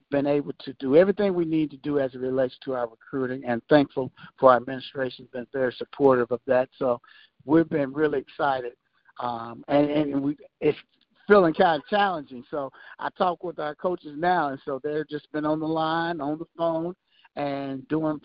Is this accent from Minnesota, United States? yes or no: no; Prairie View, Texas, United States; my hometown where I grew up